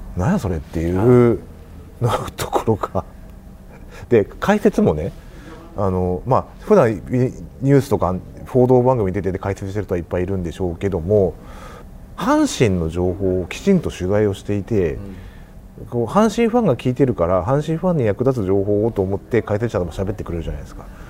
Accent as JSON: {"language": "Japanese", "region": "Hokkaido", "country": "Japan", "tie": "born or raised there", "moved": "as an adult", "lives_now": "Kansai, Japan", "said": "僕北海道の出身でですね関西に来たのは29歳の時なんですけども"}